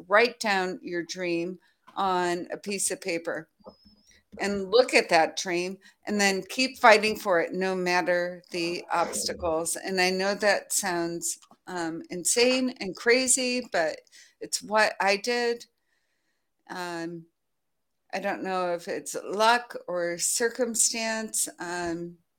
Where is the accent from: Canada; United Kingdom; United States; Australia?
United States; now in France; as an American living in France